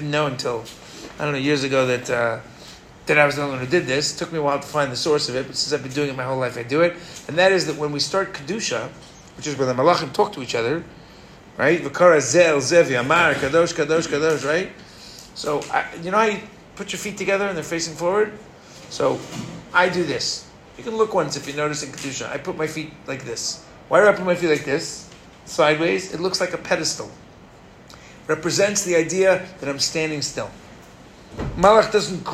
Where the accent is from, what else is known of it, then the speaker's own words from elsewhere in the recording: New York, United States; moved away; I'm a fourth generation in Brooklyn, last generation born in America. Okay? I was born in New York